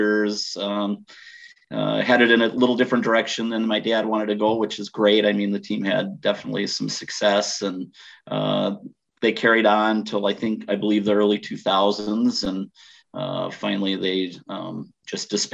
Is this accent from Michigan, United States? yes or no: no; Wausau, Wisconsin, United States; I grew up in Wausau